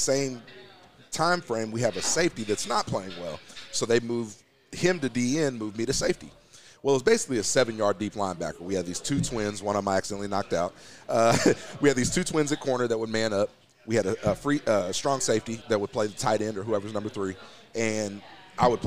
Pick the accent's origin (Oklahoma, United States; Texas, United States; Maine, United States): Oklahoma, United States; Oklahoma City; I grew up on the East Side. My dad was a freaking federal officer at the damn Oklahoma City Housing Authority next door to Douglas High School